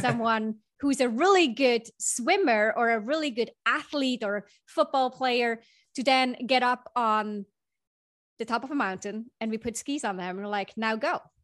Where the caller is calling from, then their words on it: Bay Area, California, United States; I'm calling in from the Bay Area. I'm, about ten minutes north of the Golden Gate Bridge, in fact.